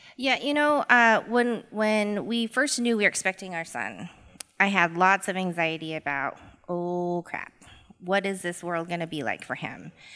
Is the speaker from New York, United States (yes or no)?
no; Boise, Idaho, United States; born and raised in Boise, Idaho.